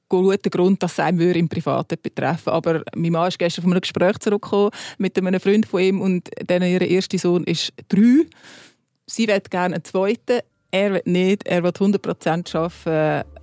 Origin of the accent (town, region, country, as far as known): Switzerland